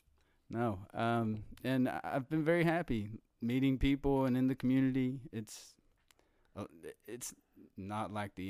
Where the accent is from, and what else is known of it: Appalachia, United States; accent: Appalachian